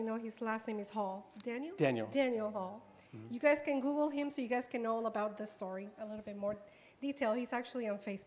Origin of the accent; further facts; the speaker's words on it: Cuba; now in United States; I'm from Cuba